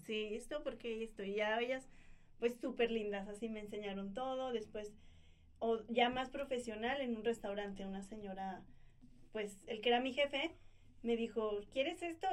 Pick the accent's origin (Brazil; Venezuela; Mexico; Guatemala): Mexico; nosotros como mexicanos